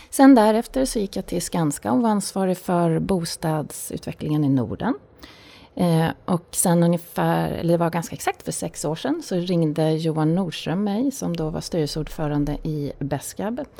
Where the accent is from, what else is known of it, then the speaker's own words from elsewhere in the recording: Tyresö, Stockholm County, Sweden; Jag fyller 50 år i höst. Jag är uppvuxen i Tyresö, eh, söder om Stockholm.